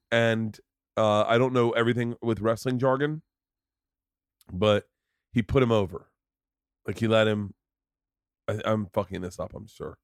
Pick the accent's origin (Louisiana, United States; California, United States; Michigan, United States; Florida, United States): Florida, United States; I grew up in Florida